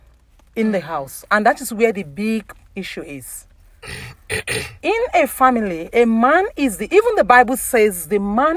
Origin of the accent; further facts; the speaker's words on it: Ondo, Nigeria; I'm from Yoruba, Ondo State